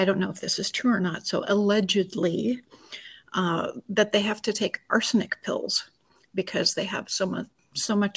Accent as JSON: {"language": "English", "town": "Anaconda", "region": "Montana", "country": "United States", "tie": "born or raised there", "said": "I was born and raised in Montana"}